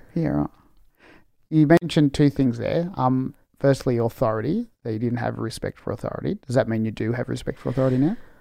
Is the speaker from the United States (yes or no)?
no; Australia; I'm Australian born from Spanish migrants